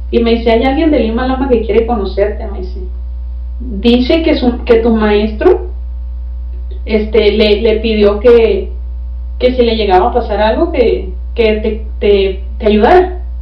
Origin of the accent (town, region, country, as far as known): Baja California, Mexico